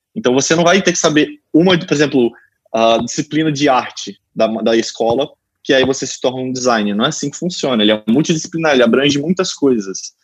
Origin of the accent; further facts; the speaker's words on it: São José do Rio Preto, São Paulo, Brazil; em Rio Preto, né, que é onde eu que eu sou natural